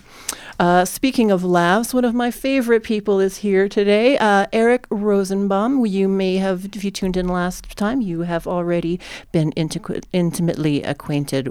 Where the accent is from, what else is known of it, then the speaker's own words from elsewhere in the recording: New Jersey, United States; now in Calgary, Canada; I'm from New Jersey